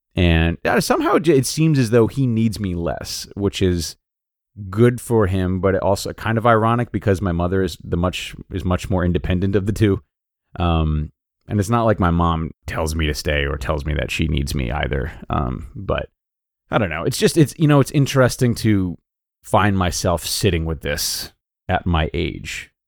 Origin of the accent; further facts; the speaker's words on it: Rhode Island, United States; moved away as an adult; also born or lived in Los Angeles; I am from Rhode Island